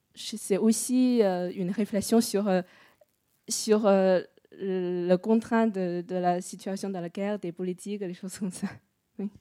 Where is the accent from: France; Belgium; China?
China; moved away; je suis chinoise.